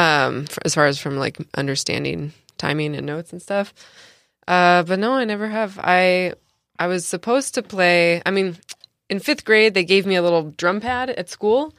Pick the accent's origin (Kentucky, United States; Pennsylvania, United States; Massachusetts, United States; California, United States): California, United States; San Diego; also born or lived in New York; I'm from San Diego